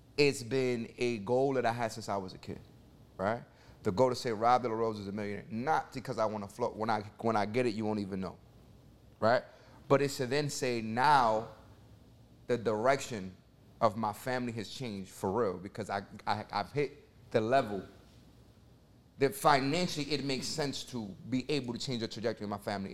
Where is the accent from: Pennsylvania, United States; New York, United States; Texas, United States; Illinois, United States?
New York, United States; New York City; I come from Section eight housing in the Bronx, New York.